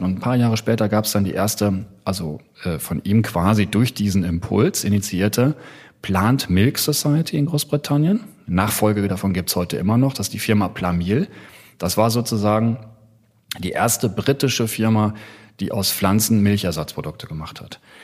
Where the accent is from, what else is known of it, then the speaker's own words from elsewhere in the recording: North Rhine-Westphalia, Germany; also born or lived in Hamburg; ich bin in Westfalen groß geworden